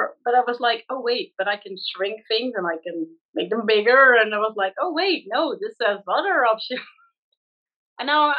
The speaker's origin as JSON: {"language": "English", "country": "Netherlands", "said": "I'm from the Netherlands."}